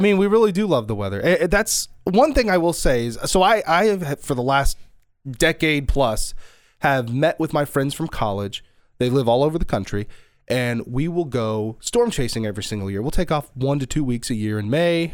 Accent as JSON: {"language": "English", "town": "Houston", "region": "Texas", "country": "United States", "tie": "born or raised there", "also_born_or_lived": "New Castle, Indiana / Indiana", "moved": "yes", "lives_now": "Dallas, United States", "said": "We grew up in Houston"}